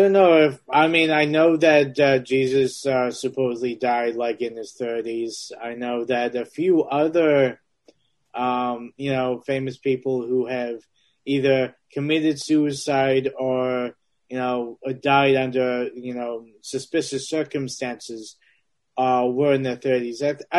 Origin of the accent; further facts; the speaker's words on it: Transylvania, Romania; Yeah, I'm from Transylvania.